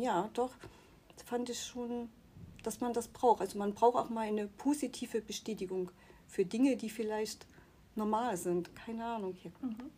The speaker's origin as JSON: {"language": "German", "town": "Chemnitz", "region": "Saxony", "country": "Germany", "tie": "born or raised there", "also_born_or_lived": "Müritz", "moved": "yes", "said": "da, wo ich herkomme, aus, aus Chemnitz"}